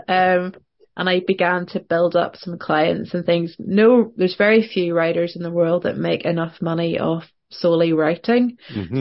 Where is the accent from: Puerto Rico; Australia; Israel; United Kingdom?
United Kingdom; Northern Ireland; also born or lived in Portland, Oregon; being a Northern Irish writer